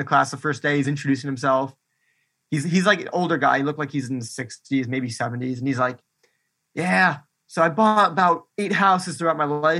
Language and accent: English; Milwaukee, Wisconsin, United States; moved away as an adult; also born or lived in Florida; now in Orlando, United States; So I was born in Florida, lived here a couple of years, and then moved to Wisconsin. And that's where I grew up for the majority of my life. And then I moved back down to Florida for college.